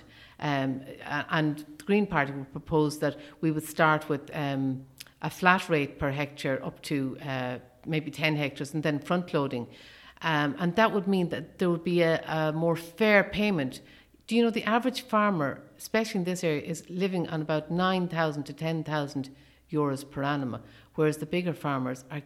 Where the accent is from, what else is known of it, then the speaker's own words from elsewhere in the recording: Leitrim, Ireland; you're from Leitrim